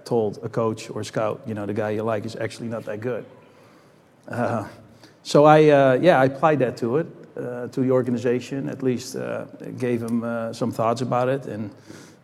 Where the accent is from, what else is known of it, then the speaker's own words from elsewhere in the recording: Netherlands; moved away as an adult; I grew up in the Netherlands, so I didn't come here until I was 19 years old.